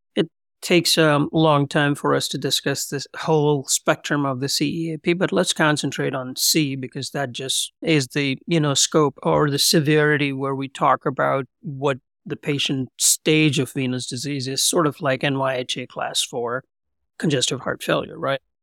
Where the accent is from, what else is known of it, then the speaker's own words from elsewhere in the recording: Hyderabad, Telangana, India; moved away as an adult; also born or lived in Pune, India / Pennsylvania, United States; now in Columbus, United States; I was born and raised in India, Hyderabad, Twin Cities, Secunderabad